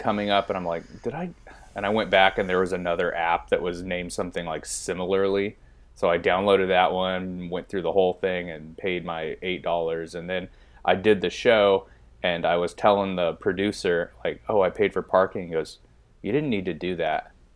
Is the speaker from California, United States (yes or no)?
yes; Bakersfield, California, United States; moved away; also born or lived in Bay Area; I'm from the Bakersfield area